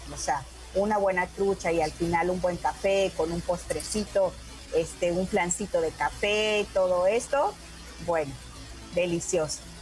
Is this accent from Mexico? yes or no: yes; Coatepec, Veracruz, Mexico; San Jerónimo es nuestro patrono del, del pueblo